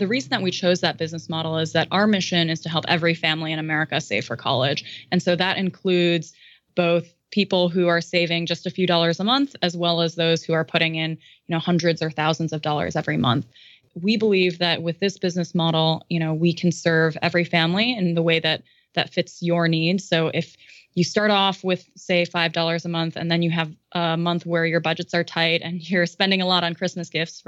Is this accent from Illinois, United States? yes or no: yes; Illinois, United States; now in California, United States; in Illinois, which is my home state